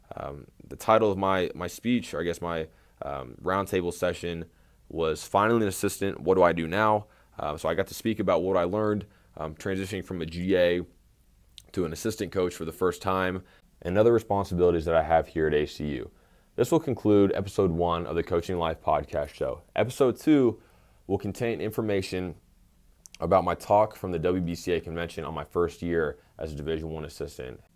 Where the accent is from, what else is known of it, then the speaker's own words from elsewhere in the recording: Tyler, Texas, United States; moved away as an adult; also born or lived in McPherson, Kansas / Fresno, California; now in Abilene, United States; I'm originally from Tyler, Texas